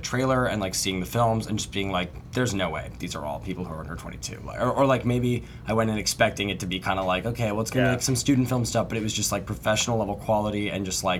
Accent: Seattle, Washington, United States; now in Los Angeles, United States; I'm from Seattle, Washington originally, although now I'm based out

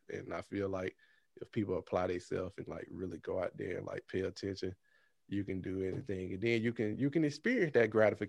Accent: Birmingham, Alabama, United States; now in California, United States; I'm in California, but I'm originally from Birmingham, Alabama.

